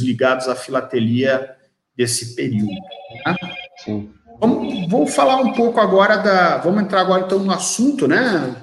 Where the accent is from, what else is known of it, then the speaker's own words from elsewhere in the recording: Joinville, Santa Catarina, Brazil; now in São Bento do Sul, Brazil; eu sou natural de Joinville, moro em São Bento do Sul, em Santa Catarina, mas sou natural de Joinville